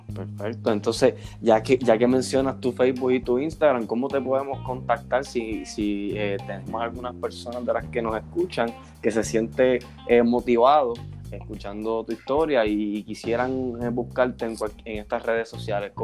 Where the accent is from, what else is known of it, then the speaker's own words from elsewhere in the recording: Puerto Rico; now in Houston, United States; soy de Houston, pero hecho en Puerto Rico